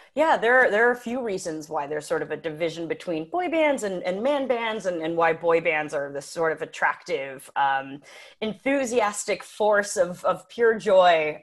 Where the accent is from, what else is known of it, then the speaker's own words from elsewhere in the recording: United States; I'm an American